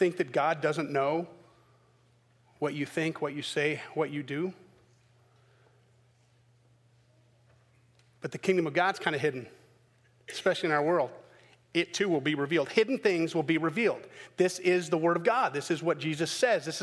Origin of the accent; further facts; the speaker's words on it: the South, United States; I'm from the South